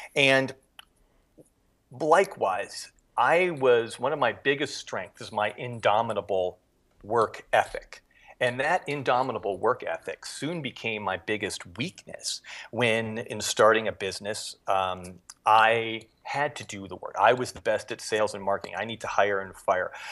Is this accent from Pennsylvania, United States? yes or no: yes; Erie, Pennsylvania, United States; moved away as an adult; also born or lived in Japan; I grew up in Erie, Pennsylvania